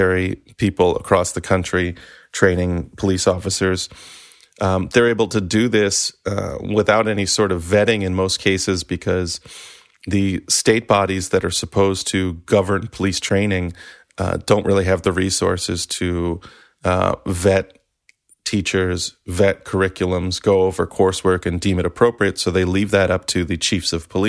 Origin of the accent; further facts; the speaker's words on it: Maryland, United States; I'm from Maryland